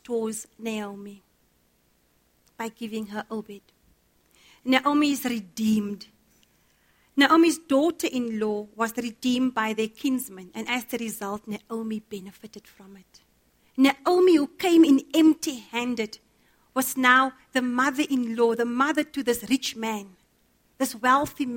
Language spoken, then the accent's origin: English; Cape Town, Western Cape, South Africa; I grew up in Cape Town